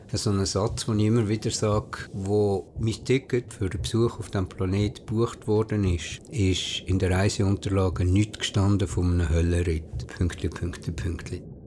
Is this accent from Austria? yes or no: no; Bern, Switzerland; Ich bin in Bern geboren, im Frauenspital